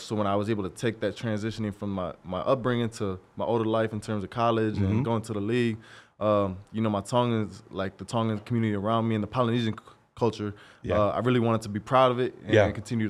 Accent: Albany, Oregon, United States; also born or lived in Corvallis; I'm from Albany, {S0} okay. {S1} a small town, right next to Corvallis.

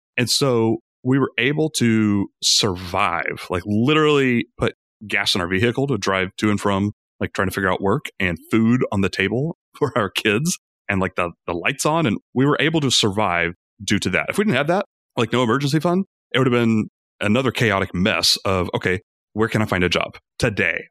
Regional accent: Rome, Georgia, United States; also born or lived in Atlanta, Georgia; we moved from Atlanta to my hometown, Rome, Georgia. I still love it here.

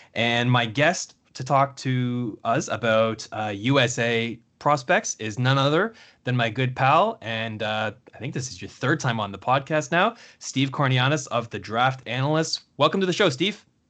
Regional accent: Canada; as a Canadian and, um, an unabashed Canada fan

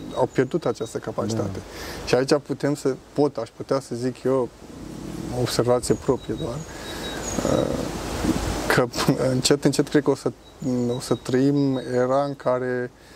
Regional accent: Craiova, Dolj, Romania; moved away as an adult; now in Zurich, Switzerland; eu vin din Craiova, dar uh, lucrez în Zurich

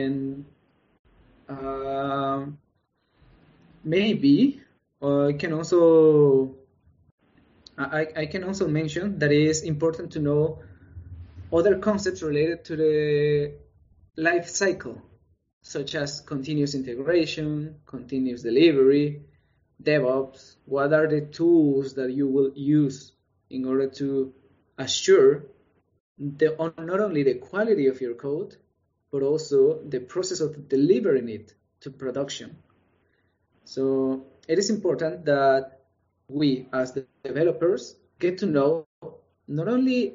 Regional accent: El Salvador; moved away; And I come from El Salvador, from Latin America.

